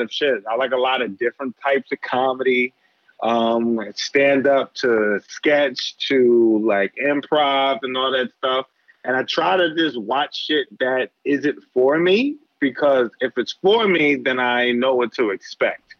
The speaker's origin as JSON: {"language": "English", "town": "Philadelphia", "region": "Pennsylvania", "country": "United States", "tie": "born or raised there", "moved": "as an adult", "lives_now": "New York, United States", "said": "I grew up in Philly, yeah. bounced around Philly"}